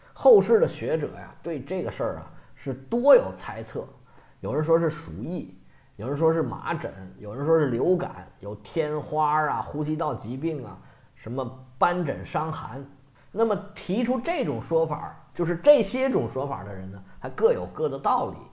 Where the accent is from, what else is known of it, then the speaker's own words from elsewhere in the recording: China; 我们中国人十四亿人